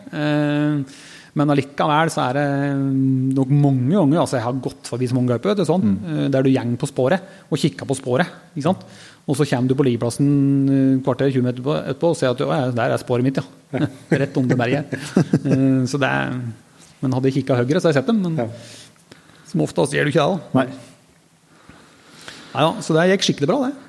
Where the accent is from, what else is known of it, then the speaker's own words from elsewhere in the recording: Telemark, Norway; hjemme i Telemark